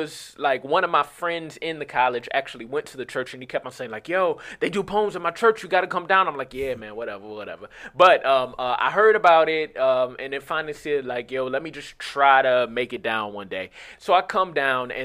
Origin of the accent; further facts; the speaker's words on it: Cleveland, Ohio, United States; moved away as an adult; also born or lived in California; I grew up like on St. Clair, went to Collinwood High School